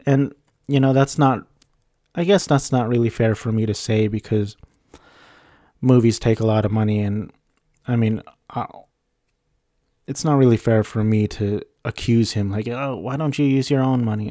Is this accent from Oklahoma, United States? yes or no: no; Orange County, California, United States; I was raised in Orange County, California